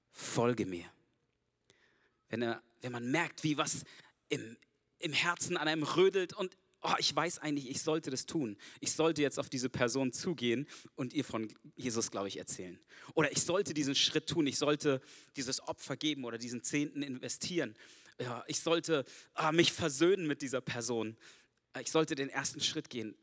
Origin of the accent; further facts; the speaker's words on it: Germany; Ich bin Deutscher, ich bin nicht von hier